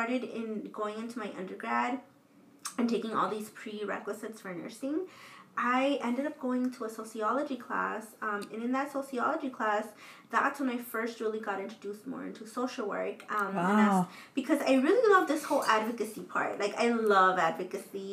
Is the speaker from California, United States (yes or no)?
yes; Los Angeles, California, United States; growing up in South